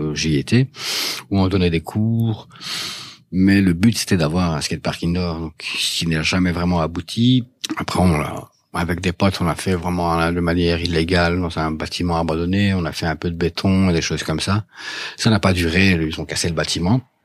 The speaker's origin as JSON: {"language": "French", "town": "Dour", "region": "Wallonia", "country": "Belgium", "moved": "as an adult", "lives_now": "Brussels, Belgium", "said": "je, suis du Borinage, donc je suis de, de Dour à la base. Je suis arrivé ici en 96"}